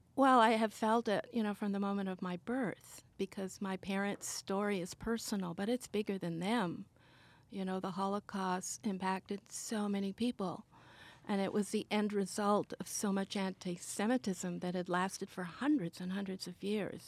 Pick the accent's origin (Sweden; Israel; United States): Sweden; I was born in Sweden.